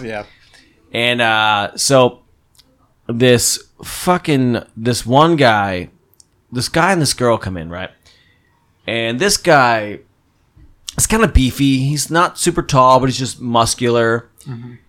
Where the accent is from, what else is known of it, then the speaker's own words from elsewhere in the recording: Phillipsburg, New Jersey, United States; moved away; my hometown from New Jersey, which is Phillipsburg